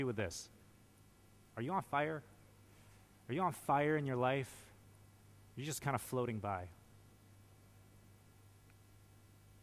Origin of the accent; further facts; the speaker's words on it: Canada; Being a Canadian